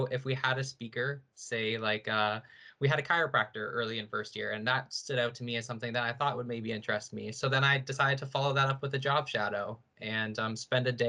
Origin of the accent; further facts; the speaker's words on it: St. Catharines, Ontario, Canada; I'm from Niagara, so I've kind of always been around Brock growing up